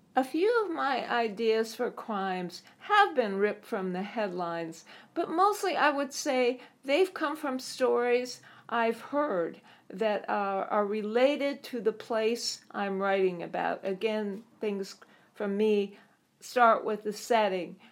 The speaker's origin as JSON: {"language": "English", "region": "Southern California", "country": "United States", "tie": "born or raised there", "said": "I started writing as a young child growing up in Southern California"}